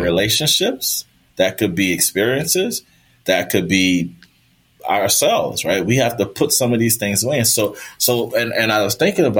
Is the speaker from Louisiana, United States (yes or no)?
yes; New Orleans, Louisiana, United States; also born or lived in Florida; New Orleans is my hometown.